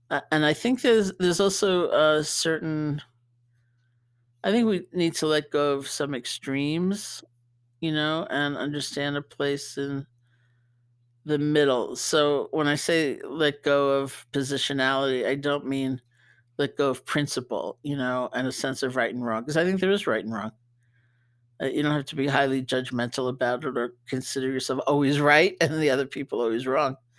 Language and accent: English; New York, United States; being a New Yorker